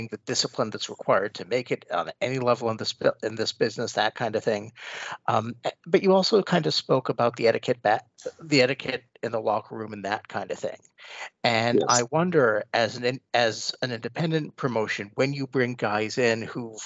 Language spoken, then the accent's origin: English; Canada; I'm Canadian